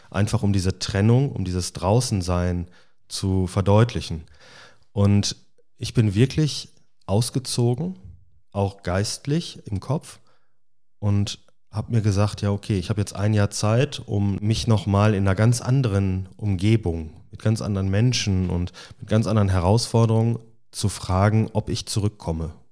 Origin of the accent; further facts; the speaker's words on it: Balve, North Rhine-Westphalia, Germany; also born or lived in Ireland; Ich bin ja in Balve aufgewachsen, also komme aus dem Sauerland ähm, und hatte im Prinzip gehofft, dass ich von der grünen Insel Irland zurück ins grüne Sauerland komme